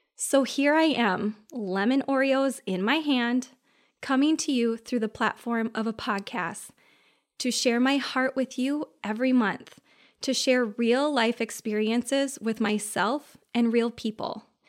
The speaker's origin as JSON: {"language": "English", "region": "Minnesota", "country": "United States", "said": "I'm from Minnesota"}